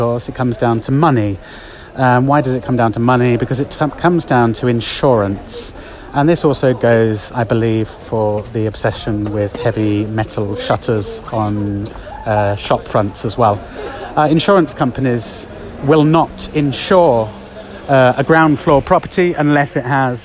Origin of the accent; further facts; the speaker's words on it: United Kingdom; now in Spain; me being a Brit